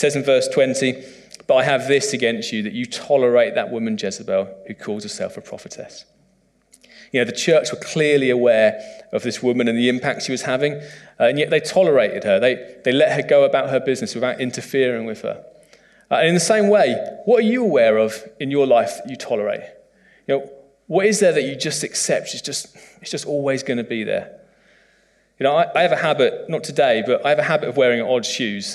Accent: United Kingdom; as a British man

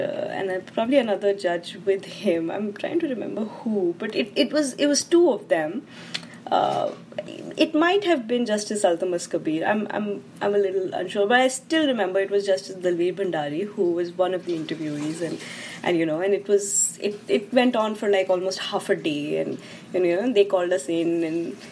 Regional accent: Delhi, India; I am from Delhi

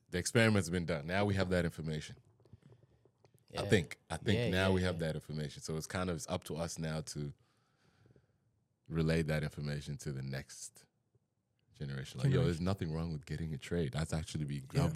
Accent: Queensland, Australia; I've been here since I was seven. I'm Australian

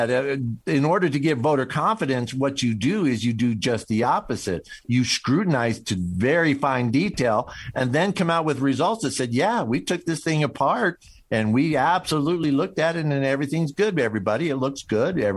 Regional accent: Missouri, United States; I'm I'm from uh, I'm from Missouri, man. Uh, you don't you know by my accent that show me

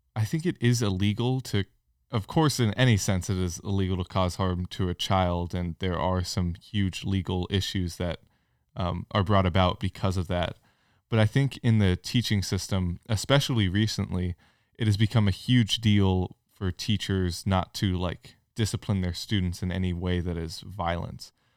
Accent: California, United States; now in Franklin, Tennessee, United States; I grew up in California and went to both public and private schools

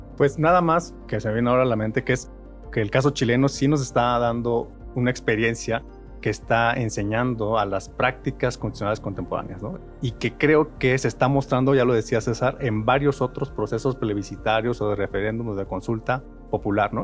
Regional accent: Mexico; como sociedad mexicana

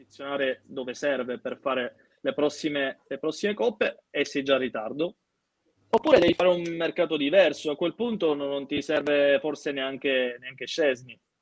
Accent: Sicily, Italy; io sono siciliano

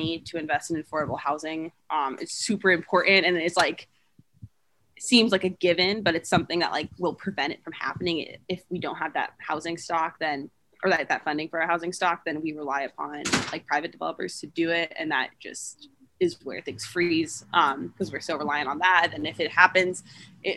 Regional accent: Tampa, Florida, United States; moved away as an adult; now in Ann Arbor, United States; In high school, I would routinely go to a place called Trinity Cafe, and I'm from Tampa

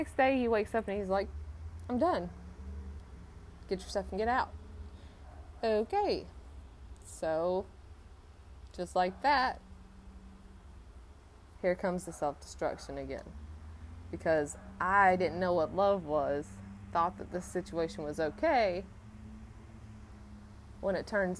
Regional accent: Salisbury, North Carolina, United States; also born or lived in Asheville, North Carolina; I was adopted by my grandparents who lived in Salisbury. So I grew up my whole life in Salisbury

